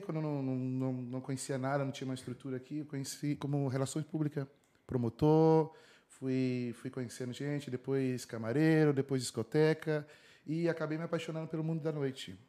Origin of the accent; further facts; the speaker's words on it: Ribeirão Preto, São Paulo, Brazil; moved away as an adult; also born or lived in Brasília / Brussels, Belgium; now in Madrid, Spain; Eu sou de Ribeirão Preto, interior de São Paulo. Na verdade, nasci em Brasília e cresci em Ribeirão Preto